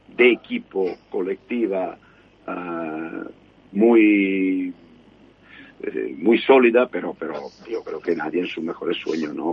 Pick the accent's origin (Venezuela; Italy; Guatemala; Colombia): Italy; soy italiano